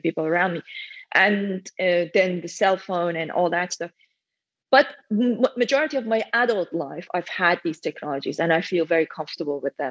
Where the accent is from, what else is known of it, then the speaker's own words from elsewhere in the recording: Iran; English is a second language; moved away as an adult; now in United Kingdom; I came to the UK when I was 23. So I was already an adult and I started learning English around when I was 10. By the time I was 14, I was able to read books, but I learned most of my English through reading because I lived back in Iran at that time.